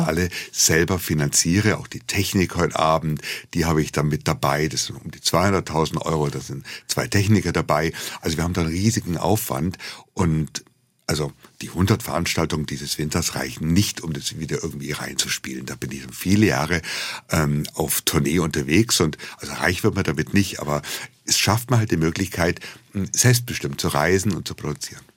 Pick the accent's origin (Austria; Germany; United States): Germany; Munich, Bavaria; als Bayer oder als Münchner